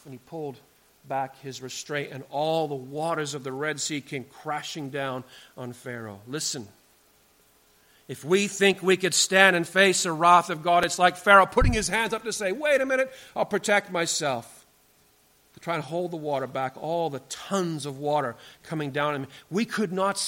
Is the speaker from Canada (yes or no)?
yes; British Columbia, Canada; where I grew up in British Columbia